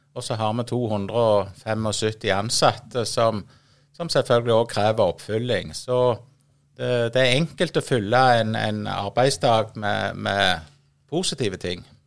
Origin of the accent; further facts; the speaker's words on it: Voll, Rogaland, Norway; Jeg er jo født og oppvokst på Voll, eh, midt i et landbruksområde